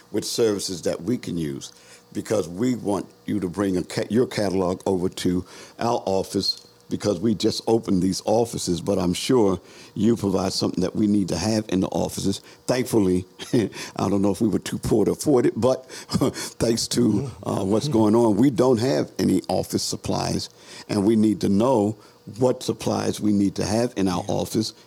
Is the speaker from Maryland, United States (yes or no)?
yes; Baltimore, Maryland, United States; I'm out of Cherry Hill